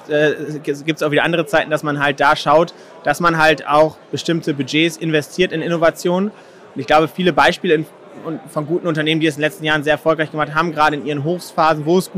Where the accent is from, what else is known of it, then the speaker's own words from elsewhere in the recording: Schleswig-Holstein, Germany; Ich komme aus Schleswig-Holstein, so da ist natürlich das Thema Windenergie und äh, Energie insgesamt natürlich ein Thema.